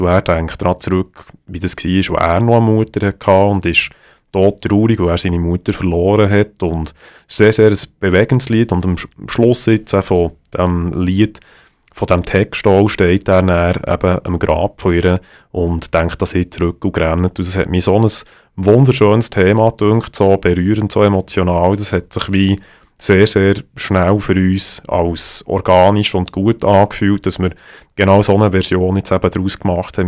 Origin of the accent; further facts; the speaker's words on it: Bern, Switzerland; accent: Bernese German; first language Bernese German; Es ist für mich als Berner viel, viel einfacher, wenn ich etwas mir überlege, das in meinem Kopf, noch, wenn ich es leislich mache, auf Berndeutsch mir zu überlegen